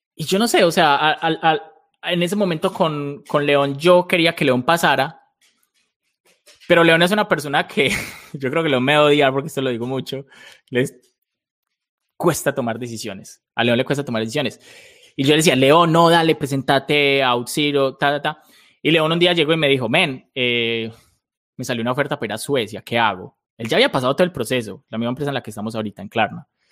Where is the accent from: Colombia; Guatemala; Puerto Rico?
Colombia; soy, soy colombiano de toda la vida